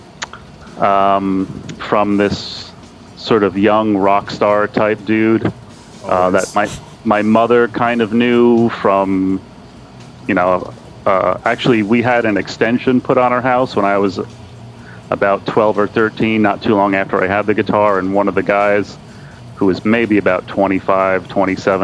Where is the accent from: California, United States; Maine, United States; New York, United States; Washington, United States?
New York, United States; Bellport; also born or lived in Levittown, New York; We moved out to Belport, which is where I am right now, though I haven't lived in Belport my whole life